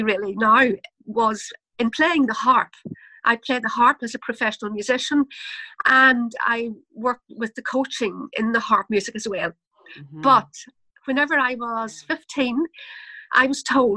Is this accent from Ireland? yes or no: yes; Ireland; I'm from Ireland, and that probably comes across in my accent, in my dialogue, the way I speak